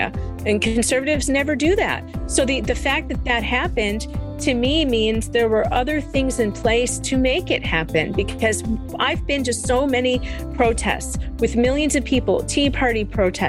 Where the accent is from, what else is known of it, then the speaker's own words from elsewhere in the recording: Cook County, Illinois, United States; I'm from Cook County, okay? Cook County, Illinois